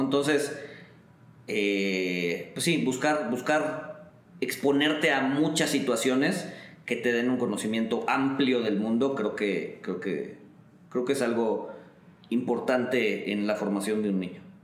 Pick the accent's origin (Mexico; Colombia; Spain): Mexico; nosotros como mexicanos